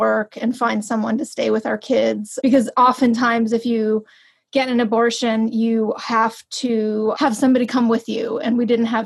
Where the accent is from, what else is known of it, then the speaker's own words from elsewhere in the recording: New York, United States; moved away as an adult; also born or lived in Los Angeles; a person who grew up in New York and then lived in Los Angeles